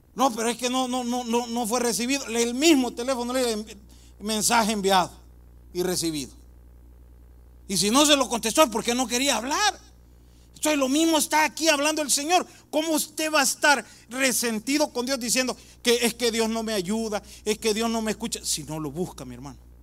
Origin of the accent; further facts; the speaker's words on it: El Salvador; yo soy del Salvador